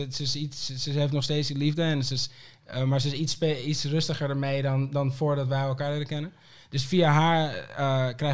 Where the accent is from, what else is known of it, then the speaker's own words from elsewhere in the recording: Aruba; born there; geboren, toch?